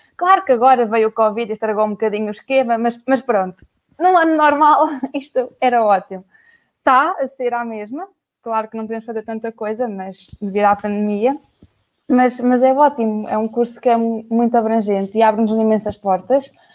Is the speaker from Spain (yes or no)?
no; Aveiro, Centro, Portugal; Sou da Aveiro